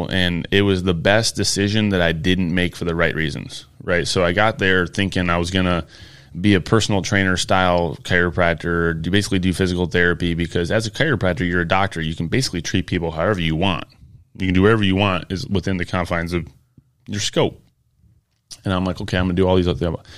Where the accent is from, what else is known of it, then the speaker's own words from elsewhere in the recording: Michigan, United States; I'm originally from Michigan.